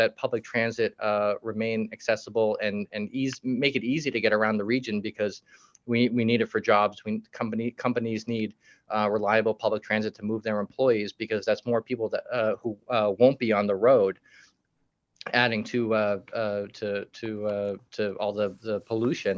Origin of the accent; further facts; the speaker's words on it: Quincy, Massachusetts, United States; south of Boston, where I grew up in Quincy